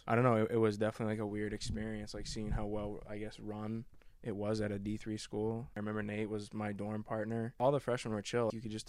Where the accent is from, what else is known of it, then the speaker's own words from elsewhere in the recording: Avon, United States; I'm from Avon.